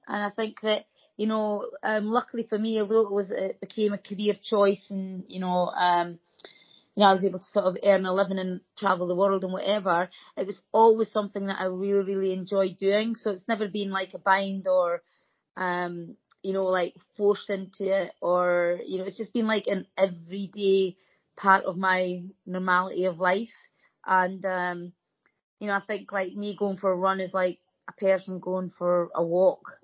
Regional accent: Dundee, Scotland, United Kingdom; I was from Whitfield

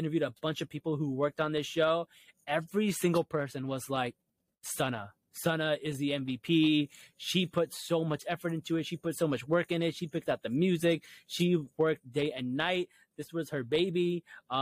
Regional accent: New Jersey, United States; I'm from Jersey

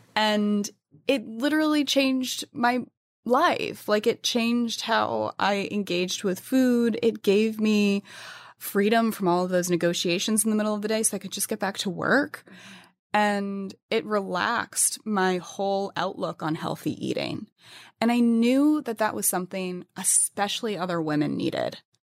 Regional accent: New England, United States; born or raised there

